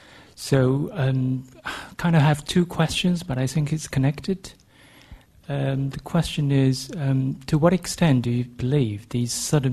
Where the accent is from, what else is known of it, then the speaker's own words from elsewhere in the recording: China; moved away; I'm from Exeter University, recent LSE graduate. Well, I come from China